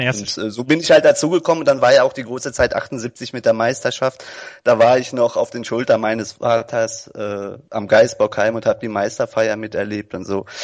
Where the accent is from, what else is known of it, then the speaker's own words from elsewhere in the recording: Germany; ich bin ja Deutscher